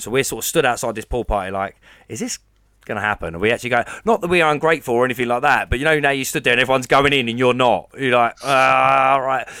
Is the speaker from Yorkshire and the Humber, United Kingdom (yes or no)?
no; Basildon, East of England, United Kingdom; I'm from a place that we call Baz Vegas